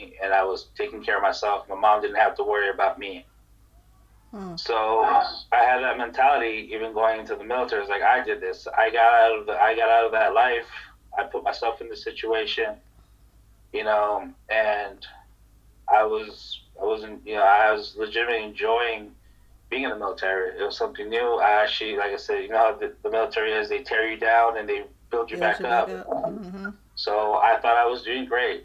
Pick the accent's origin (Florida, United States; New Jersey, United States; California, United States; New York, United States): California, United States; Los Angeles; moved away as an adult; also born or lived in Hawaii / Korea; now in South Korea; I grew up in Los Angeles. It was in a very violent neighborhood